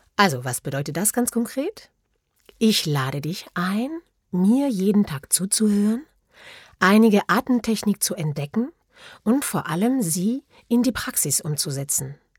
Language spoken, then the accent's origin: German; France; German is a second language; moved away as an adult; now in Germany; ich bin Französin. Ich lebe und arbeite seit 16 Jahren in Deutschland